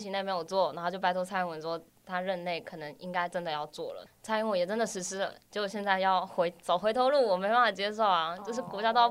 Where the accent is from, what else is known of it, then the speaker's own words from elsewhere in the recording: Kaohsiung, Taiwan; moved away as an adult; also born or lived in Tainan; now in Taipei, Taiwan; 我是土生土长的高雄人，待在高雄十八年了